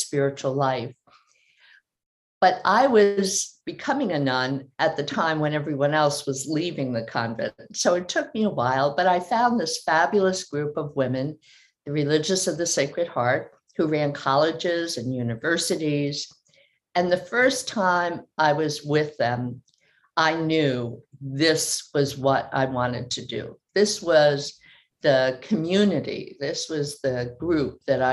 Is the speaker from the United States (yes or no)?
yes; New Jersey, United States; I was the oldest of five of a very Irish, very Catholic family in New Jersey. And growing up, we had a lot of priests